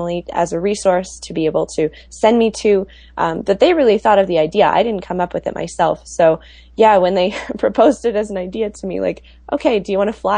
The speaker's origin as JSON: {"language": "English", "town": "Milwaukee", "region": "Wisconsin", "country": "United States", "moved": "yes", "said": "I am originally from Milwaukee"}